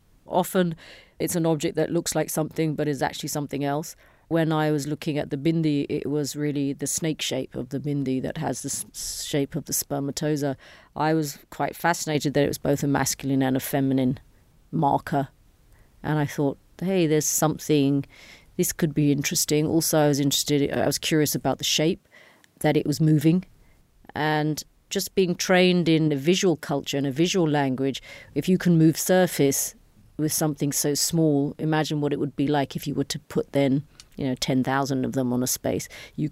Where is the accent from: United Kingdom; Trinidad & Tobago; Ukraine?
United Kingdom; London; moved away as an adult; now in India; Sure. I was born in 1969 in London. I lived in the UK till I was 22 years old. And I went to India on a holiday and stayed in India and made a career and started working.